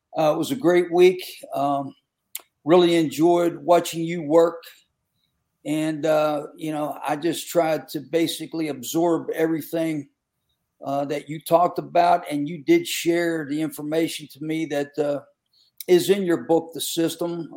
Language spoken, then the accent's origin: English; Western Pennsylvania, United States; I grew up in Western PA where football was uh, very, very, intense